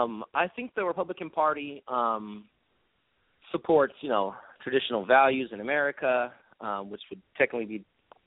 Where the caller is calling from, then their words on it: Elk Grove, California, United States; I'm calling from Elk Grove, California.